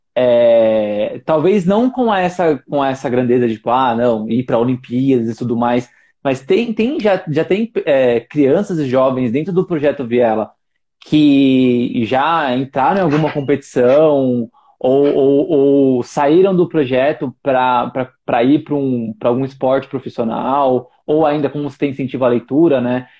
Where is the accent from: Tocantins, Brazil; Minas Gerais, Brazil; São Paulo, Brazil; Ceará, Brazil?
São Paulo, Brazil; eu morei minha vida inteira na Brasilândia, né? Eu ainda moro praticamente, porque eu casei e eu vim pro bairro do lado